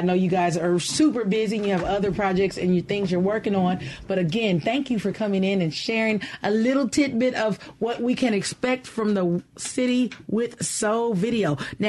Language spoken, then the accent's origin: English; Mississippi, United States; who we are as Mississippians, who we are as Jackson.